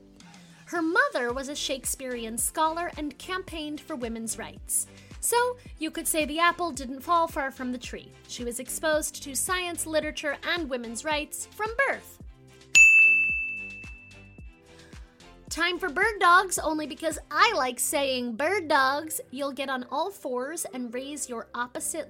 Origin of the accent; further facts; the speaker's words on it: Maryland, United States; I'm from Maryland